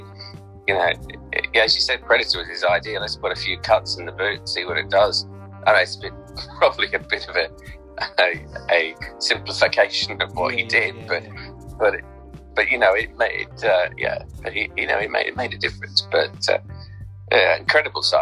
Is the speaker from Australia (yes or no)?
yes; Australia; moved away as an adult; now in Liverpool, United Kingdom; I'm originally from Australia, so I'm an adopted Scouser.